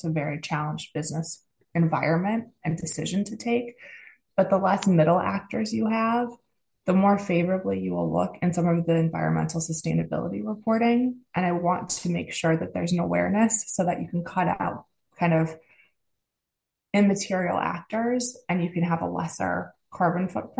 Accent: United States; accent: American; you hear my accent, I'm American.

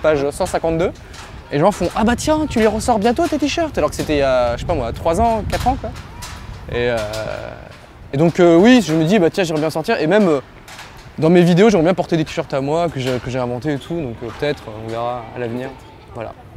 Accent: Var, Provence-Alpes-Côte d'Azur, France; je viens du Var. mes parents sont varois

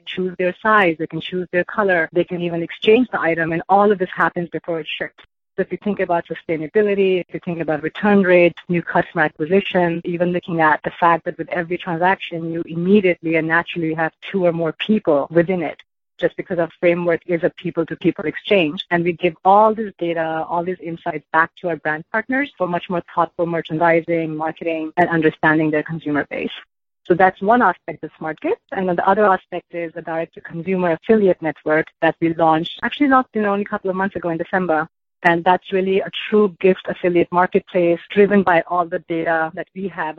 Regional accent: India; moved away as an adult; I grew up in India. I came here for my undergrad

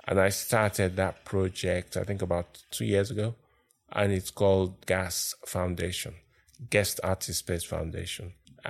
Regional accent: Nigeria; moved away as an adult; also born or lived in Lagos, Nigeria; now in London, United Kingdom; I was born in London, but I grew up in Nigeria.

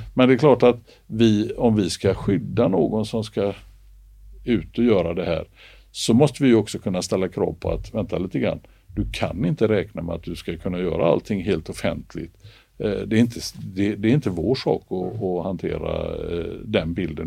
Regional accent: Gothenburg, Västra Götaland, Sweden; jag är uppväxt i Göteborg

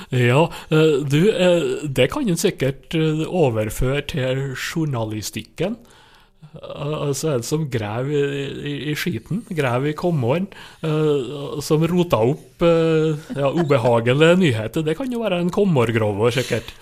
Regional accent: Nordmøre, Møre og Romsdal, Norway; på Nordmøre, der jeg kommer ifra

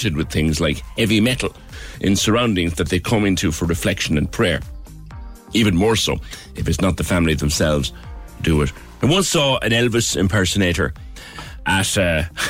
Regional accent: Cork, Munster, Ireland; I grew up in Silverdale

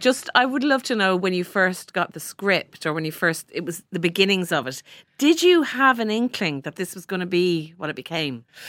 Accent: Ireland; we've all had experience of various nuns in our lives growing up in Ireland

